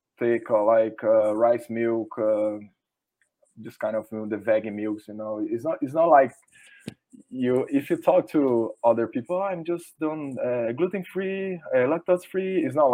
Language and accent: English; Brazil; first language Portuguese; English is a second language; English is not my first language, but you can find the best source in English, not in Portuguese